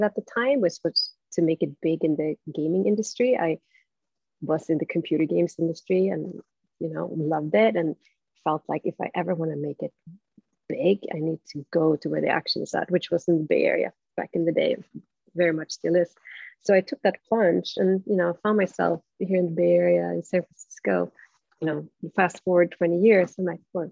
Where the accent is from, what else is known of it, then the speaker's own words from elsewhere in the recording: Stockholm, Stockholm County, Sweden; English is a second language; moved away as an adult; I'm from Stockholm